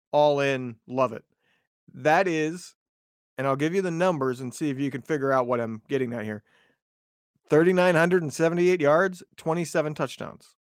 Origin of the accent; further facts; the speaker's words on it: Indiana, United States; growing up in Indiana